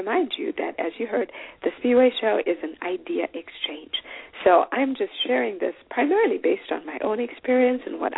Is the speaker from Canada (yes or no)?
no; Zimbabwe; I am from Zimbabwe